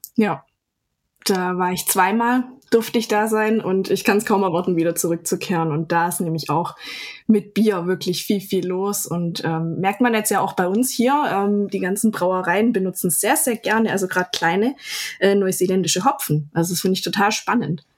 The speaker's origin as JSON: {"language": "German", "town": "Ludwigsburg", "region": "Baden-Württemberg", "country": "Germany", "tie": "born or raised there", "said": "in meiner Heimatstadt"}